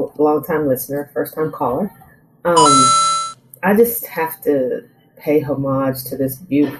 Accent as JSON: {"language": "English", "region": "Texas", "country": "United States", "lives_now": "Arizona, United States", "said": "And I am living in Arizona, but I'm from Texas."}